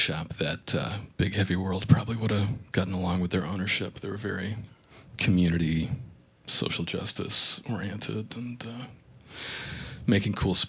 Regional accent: north of Burlington, Vermont, United States; moved away as an adult; also born or lived in Boston / New York; So I grew up north of Burlington in a tiny little town. Got out of here as soon as I could, and moved around a little bit.

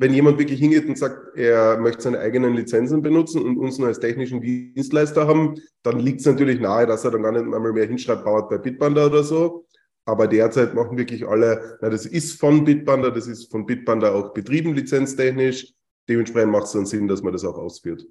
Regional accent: Carinthia, Austria; also born or lived in Vienna; bin aus Österreich, äh, genauer aus Kärnten

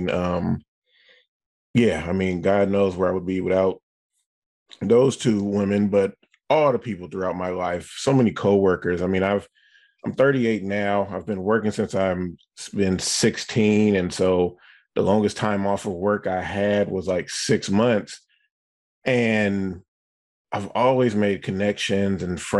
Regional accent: the Bay Area, California, United States; I'm from the Bay Area.

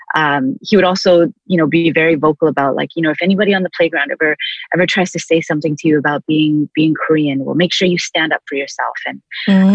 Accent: Vancouver, British Columbia, Canada; also born or lived in Toronto, Canada; now in Long Beach, United States; lived in Toronto until I was six, moved to Vancouver

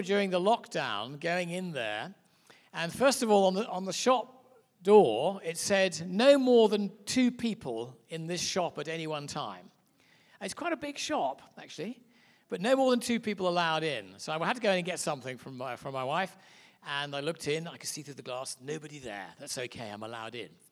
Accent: England, United Kingdom; As you can hear by my accent, I'm obviously from a little place called Mud Island, which is England

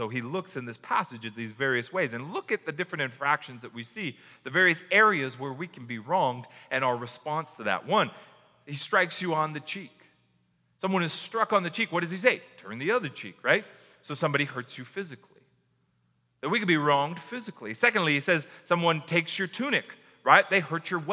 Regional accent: United States; as an American reader of this

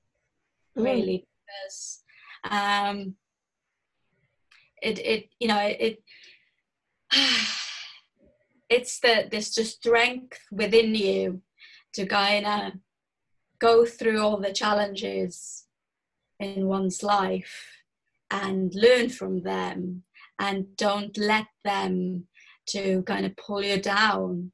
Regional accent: Estonia; moved away; I'm originally from Estonia. It is a very small country in Europe. And I was born to a very poor family.

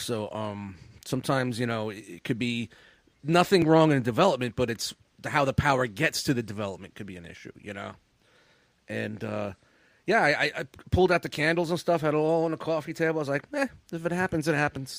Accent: New York City, New York, United States; Growing up in Brooklyn in the 70s, 80s in Canarsie, Brooklyn

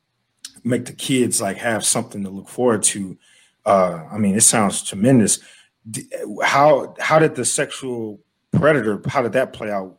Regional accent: Ohio, United States; I'm from Ohio.

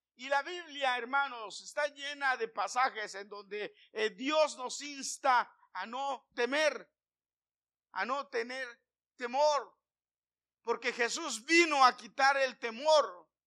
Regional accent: Mexico City, Mexico; Yo nací en la Ciudad de México. Yo nací en la Ciudad de México. Sin embargo, como a cuatro bloques de mi casa había un establo

